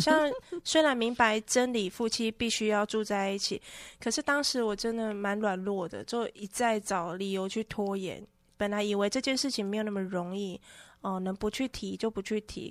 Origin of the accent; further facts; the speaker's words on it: northern Taiwan, Taiwan; 因为我从小在北部长大